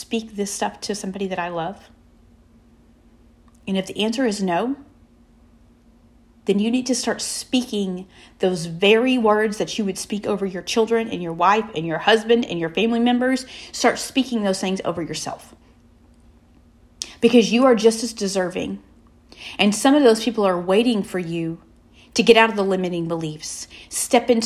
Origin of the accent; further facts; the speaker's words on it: the South, United States; We're from the South